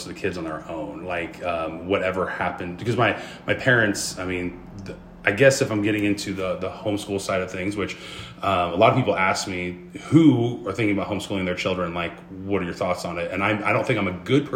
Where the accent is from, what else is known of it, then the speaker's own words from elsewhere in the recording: Springfield, United States; also born or lived in Las Vegas; I grew up in Springfield